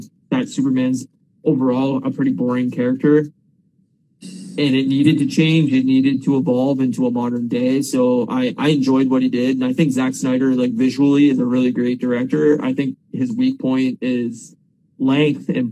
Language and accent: English; Windsor, Ontario, Canada; moved away; we're from Windsor originally